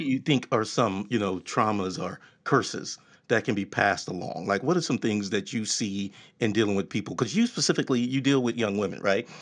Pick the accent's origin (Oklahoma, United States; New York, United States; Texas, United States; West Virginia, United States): Texas, United States; I'm from Texas